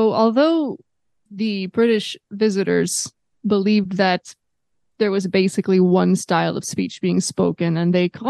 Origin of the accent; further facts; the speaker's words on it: United States; Yes, I'm also undoubtedly influenced by being American